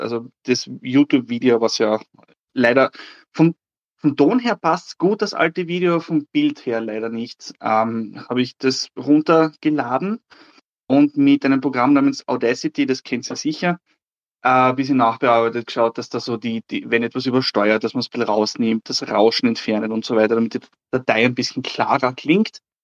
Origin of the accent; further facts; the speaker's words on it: Austria; ich komme aus Österreich